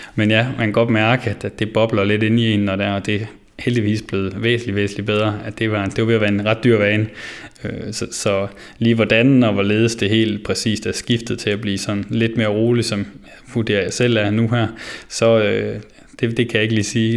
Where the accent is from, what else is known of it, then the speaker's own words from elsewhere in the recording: Vinderup, Central Denmark Region, Denmark; moved away; jeg kommer jo som sagt fra Vinderup af